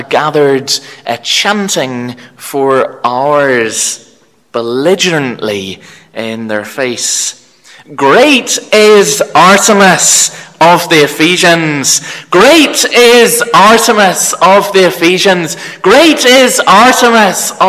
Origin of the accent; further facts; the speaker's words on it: Belfast, Northern Ireland, United Kingdom; also born or lived in Cork, Ireland; growing up in the North Belfast EPC congregation